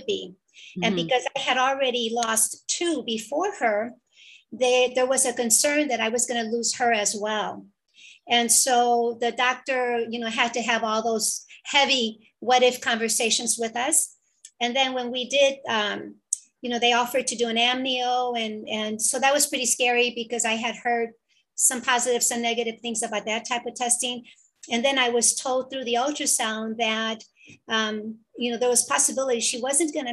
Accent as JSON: {"language": "English", "town": "Chicago", "region": "Illinois", "country": "United States", "tie": "born or raised there", "moved": "as an adult", "lives_now": "California, United States", "said": "I was born and raised in Chicago, and my parents were from Mexico."}